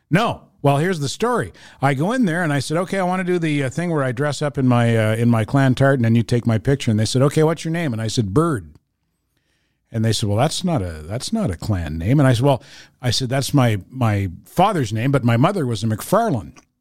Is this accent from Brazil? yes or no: no; Fredericton, New Brunswick, Canada; now in Montreal, Canada; my exposure to French growing up in Fredericton, New Brunswick